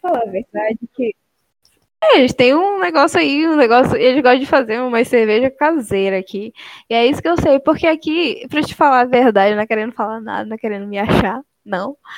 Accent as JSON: {"language": "Portuguese", "region": "Amapá", "country": "Brazil", "moved": "as an adult", "lives_now": "Santa Catarina, Brazil", "said": "eu sou da Amapá"}